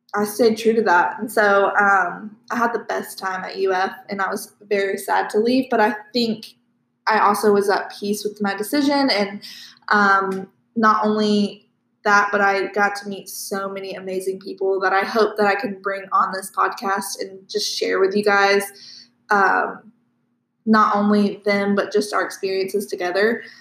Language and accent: English; Live Oak, Florida, United States; I am also from Live Oak.